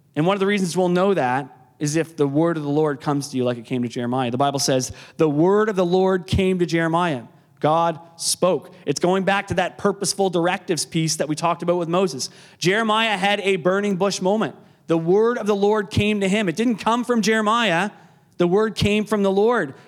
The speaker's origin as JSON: {"language": "English", "town": "Canso", "region": "Nova Scotia", "country": "Canada", "said": "as a grade 12 student uh, in Canso"}